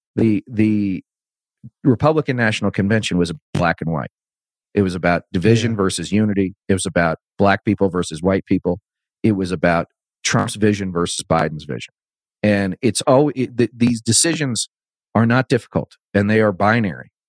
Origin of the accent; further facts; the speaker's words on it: Northern Virginia, United States; I grew up in the 80s. Um, in a you know in a you know in northern virginia